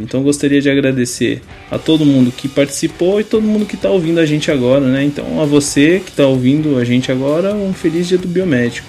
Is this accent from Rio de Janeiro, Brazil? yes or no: no; interior of São Paulo, Brazil; Eu conheço, conheço o interior de São Paulo, que eu sou de lá também